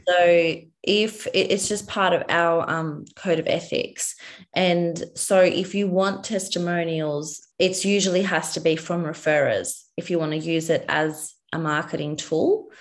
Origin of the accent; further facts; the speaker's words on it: Australia; I'm a dietitian from Australia